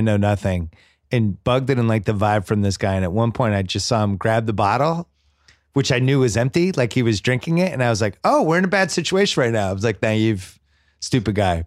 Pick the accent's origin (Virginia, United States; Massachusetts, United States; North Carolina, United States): Massachusetts, United States; growing up in Massachusetts